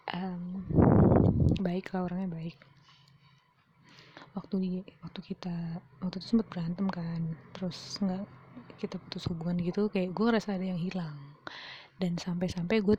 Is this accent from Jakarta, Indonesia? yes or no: yes; Jakarta, Indonesia; gue dari Jakarta kan kuliah ke Surabaya